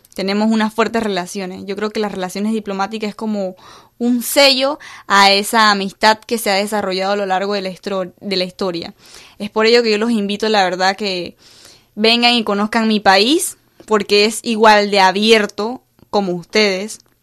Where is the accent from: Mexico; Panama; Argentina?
Panama; mi cultura panameña